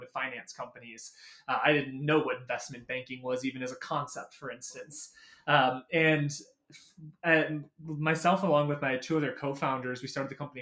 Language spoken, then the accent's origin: English; Michigan, United States; I grew up in Michigan, grew up in the Lower Peninsula